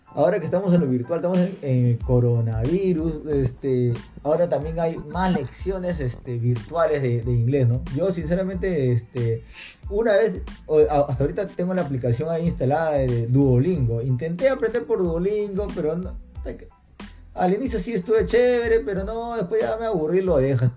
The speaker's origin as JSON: {"language": "Spanish", "country": "Peru", "said": "acá en el Perú"}